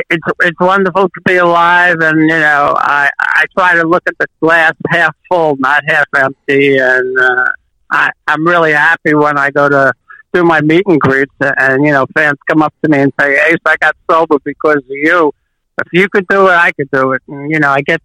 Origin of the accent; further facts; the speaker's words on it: New York City, New York, United States; I was doubly nervous because it was my hometown